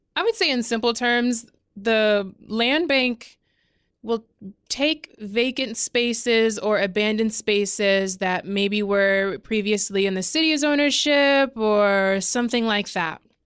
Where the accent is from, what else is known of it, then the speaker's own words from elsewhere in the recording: Omaha, Nebraska, United States; also born or lived in New York; I'm from North Omaha